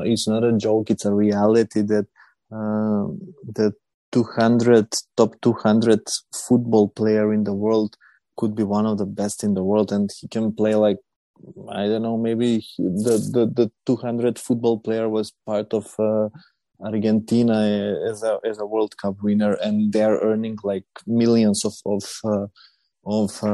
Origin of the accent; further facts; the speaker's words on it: North Macedonia; we are from Macedonia. It's a small country on the Balkans, close to Serbia and Greece.